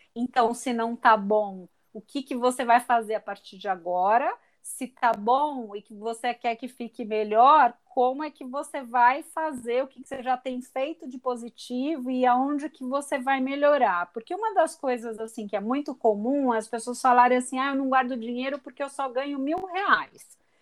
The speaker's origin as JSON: {"language": "Portuguese", "town": "Santos", "region": "São Paulo", "country": "Brazil", "tie": "born or raised there", "said": "eu sou santista de nascimento de coração"}